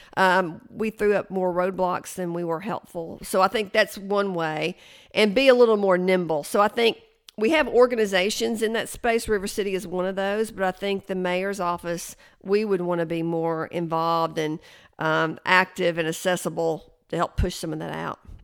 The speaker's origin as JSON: {"language": "English", "town": "Chattanooga", "region": "Tennessee", "country": "United States", "tie": "born or raised there", "also_born_or_lived": "Athens, Tennessee", "said": "I was born in Athens, Tennessee, but I grew up in Chattanooga"}